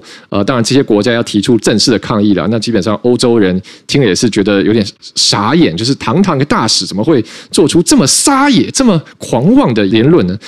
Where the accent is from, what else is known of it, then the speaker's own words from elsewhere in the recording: Taiwan; 对我们来说，